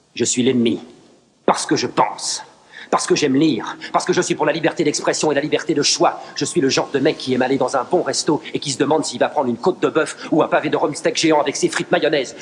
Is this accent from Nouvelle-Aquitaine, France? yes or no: no; Paris, Île-de-France, France; à la base, je viens de Paris, la grande capitale